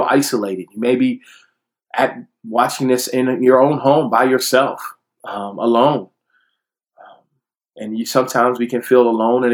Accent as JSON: {"language": "English", "town": "Detroit", "region": "Michigan", "country": "United States", "tie": "born or raised there", "said": "my Black Baptist church growing up in Detroit"}